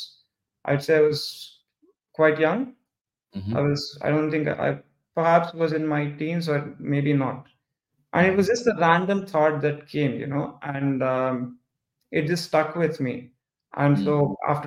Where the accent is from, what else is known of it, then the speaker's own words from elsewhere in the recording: Hyderabad, Telangana, India; I'm from India too. Come from the southern part of India. There's a city called Hyderabad.